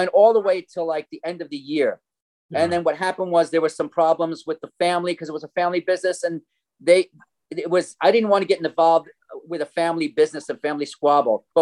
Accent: New Jersey, United States; moved away as an adult; I come from New Jersey. I'm a musician, actor, composer, teacher, and you can hear the accent, right? Anyway, I came out here in 1990.

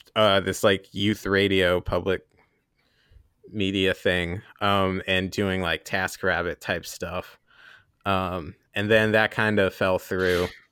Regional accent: Columbus, Ohio, United States; also born or lived in Hillsdale, Michigan; I grew up in Columbus, Ohio

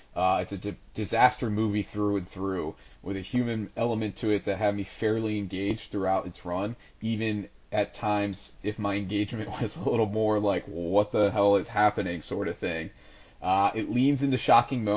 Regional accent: United States; as an American

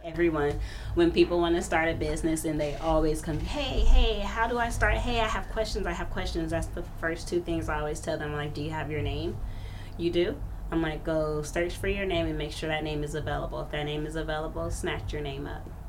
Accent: Wichita, Kansas, United States; now in Phoenix, United States; I grew up in Wichita, Kansas, which was um, in like a little project area.

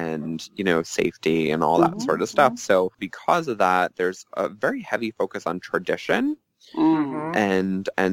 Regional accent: Long Island, New York, United States; I grew up on Long Island in a firefighter family

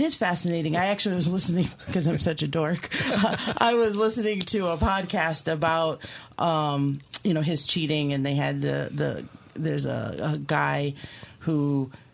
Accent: Key West, Florida, United States; moved away; I am from Key West originally. That's like my town

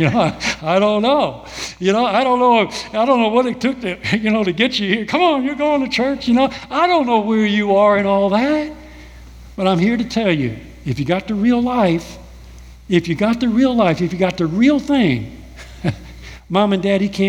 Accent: United States; here I am from America. I've been raised in a whole different culture

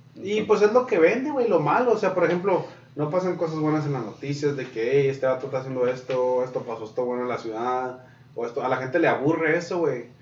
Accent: Mexico; todos los que ven Univision somos mexicanos

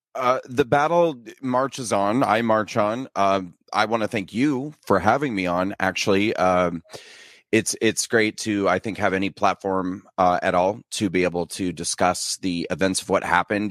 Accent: Nebraska, United States; moved away as an adult; also born or lived in New York City; I was born and raised in, uh, small town Nebraska. And then I moved to New York City after I graduated from high school, and I lived in New York City for twenty years.

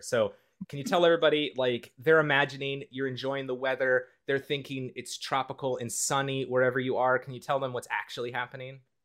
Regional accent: Midwest, United States; I'm from the Midwest, the United States

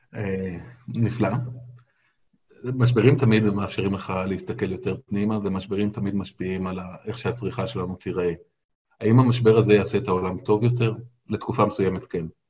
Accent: Israel; אני גדלתי בקיבוץ

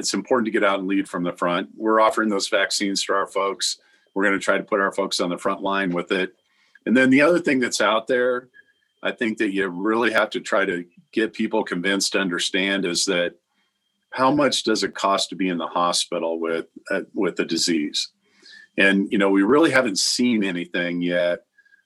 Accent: Iowa, United States; I'm from Iowa originally

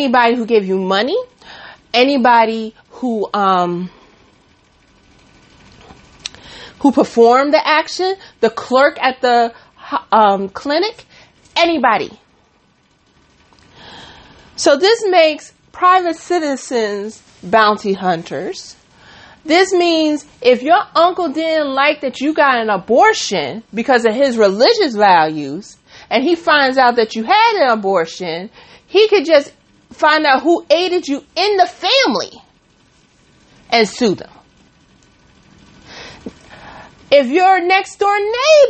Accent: New York City, New York, United States; Bronx, New York, my hometown, my stomping grounds

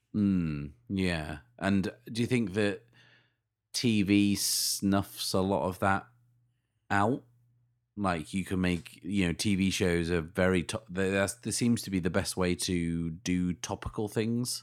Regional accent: United Kingdom; we're British

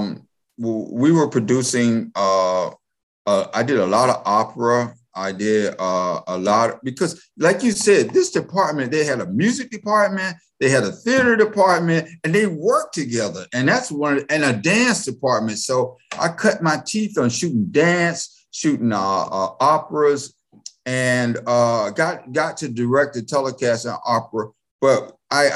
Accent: Raleigh, North Carolina, United States; moved away as an adult; also born or lived in California; I grew up in Raleigh

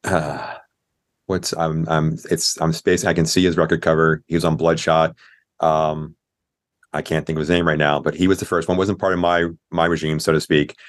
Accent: Clearwater, Florida, United States; now in Orlando, United States; I grew up over in Tampa, uh, in Clearwater

